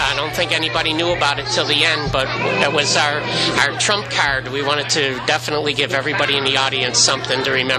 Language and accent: English; Buffalo, New York, United States; I'm from Buffalo